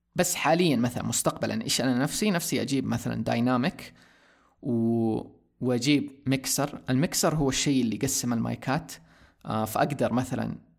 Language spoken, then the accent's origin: Arabic; Saudi Arabia; عندنا في السعوديه